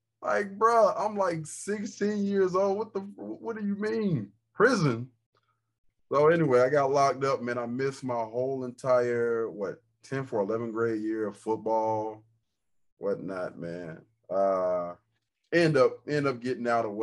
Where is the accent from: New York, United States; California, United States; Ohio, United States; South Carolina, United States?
South Carolina, United States; Rock Hill; I am a guy from Rock Hill, South Carolina. Grew up single parent home